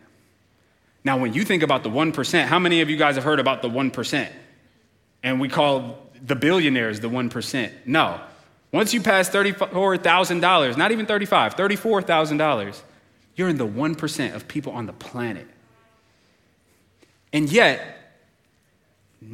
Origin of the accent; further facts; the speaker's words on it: United States; as an American